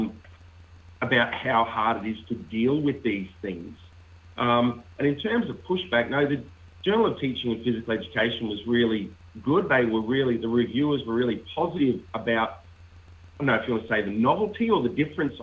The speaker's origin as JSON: {"language": "English", "country": "Australia", "said": "as an Australian"}